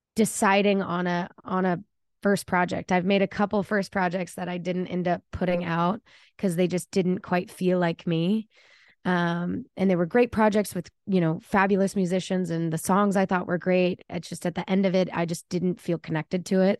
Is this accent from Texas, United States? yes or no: yes; Plano, Texas, United States; moved away as an adult; also born or lived in Austin, Texas; now in Nashville, United States; I'm born and raised in Dallas, Texas, or outside of Dallas, Plano, Richardson area